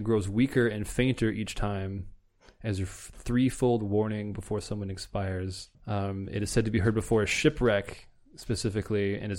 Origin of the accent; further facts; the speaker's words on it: Munster, Ireland; Because it's we're from South Munster.